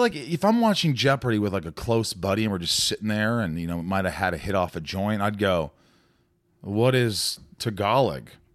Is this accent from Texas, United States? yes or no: no; Newburgh, Indiana, United States; moved away as an adult; also born or lived in New York / Connecticut; I grew up in a small town called Newburgh, which is about fifteen, twenty minutes from Evansville